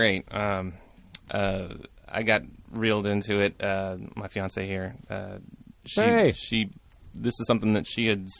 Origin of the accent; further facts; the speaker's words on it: Portland, United States; From Portland.